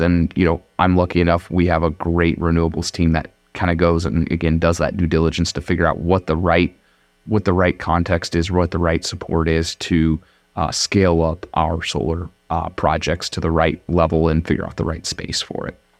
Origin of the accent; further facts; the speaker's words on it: Madrid, Iowa, United States; I grew up in Madrid, Iowa